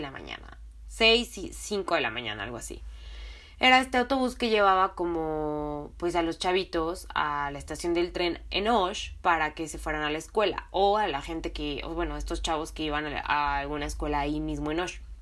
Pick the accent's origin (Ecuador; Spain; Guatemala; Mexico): Mexico; de México.